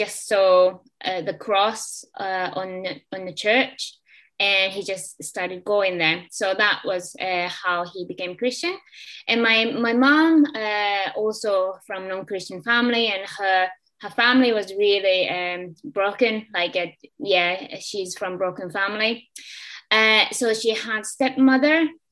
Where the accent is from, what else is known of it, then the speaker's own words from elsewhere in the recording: Japan; moved away as an adult; now in Liverpool, United Kingdom; I'm from Japan, and I originally came to Liverpool about, I don't know, when I was 23 years old